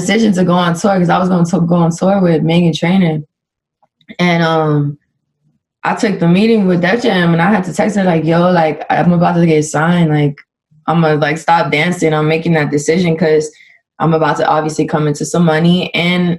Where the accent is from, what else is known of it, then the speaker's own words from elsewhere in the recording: Dominican Republic; I'm Dominican and like get to represent my Dominicans